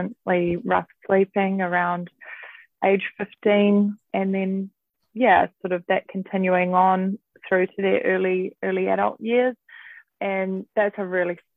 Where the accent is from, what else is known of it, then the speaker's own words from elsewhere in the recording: Auckland, New Zealand; I was born and raised in South Auckland, Manurewa